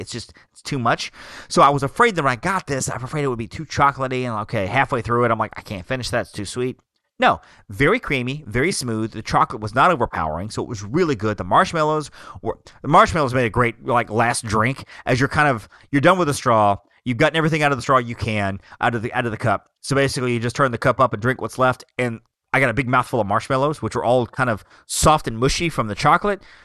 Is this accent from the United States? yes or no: yes; Alabama, United States; I come from Alabama